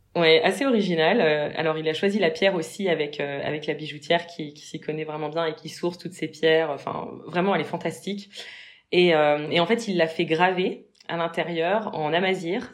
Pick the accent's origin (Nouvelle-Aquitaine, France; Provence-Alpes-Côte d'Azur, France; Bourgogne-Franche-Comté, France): Bourgogne-Franche-Comté, France; Mâcon; moved away; je viens de Mâcon de base